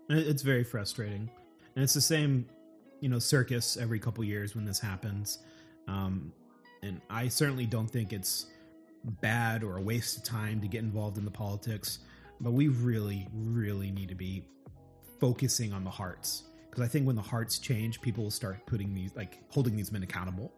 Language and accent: English; Oklahoma, United States; I'm from Oklahoma